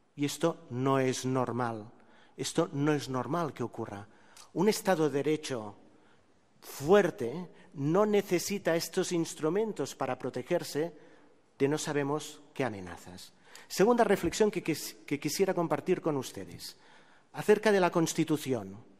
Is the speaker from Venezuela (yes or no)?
no; Terrassa, Catalonia, Spain; en mi pueblo, en Tarrasa